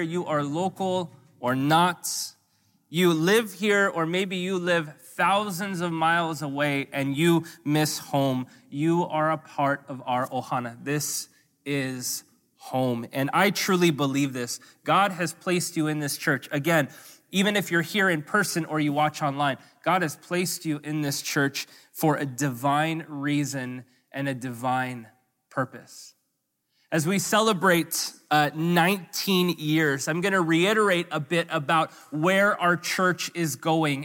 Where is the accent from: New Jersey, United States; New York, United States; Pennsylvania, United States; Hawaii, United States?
Hawaii, United States; also born or lived in US mainland